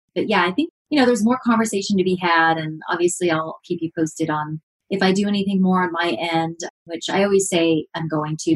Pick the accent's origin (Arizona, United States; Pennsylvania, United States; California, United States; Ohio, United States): California, United States; Redlands; people from my hometown